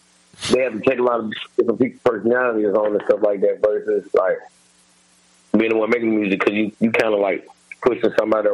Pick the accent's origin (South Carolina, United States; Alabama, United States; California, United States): Alabama, United States; Birmingham; moved away; also born or lived in Atlanta, Georgia / Chicago, Illinois; I'm originally from Alabama, okay. by way of Birmingham, and used to live in Atlanta for a long time, and then I ended up moving to Chicago. So I really just be back and forth between Atlanta and Chicago now.